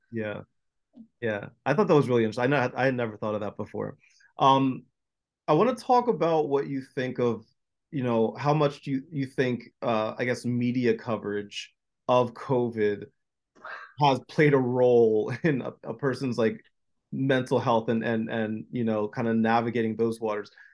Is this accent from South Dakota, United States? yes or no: no; New Jersey, United States; I was born and raised in New Jersey